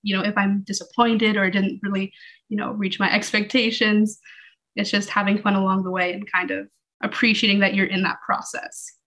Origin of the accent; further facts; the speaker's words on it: Toronto, Ontario, Canada; moved away; I was born in Toronto